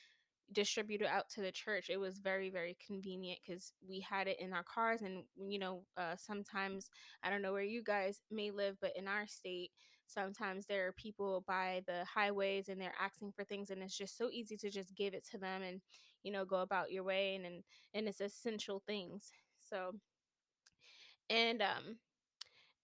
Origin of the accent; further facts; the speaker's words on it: New York City, New York, United States; I'm from New York City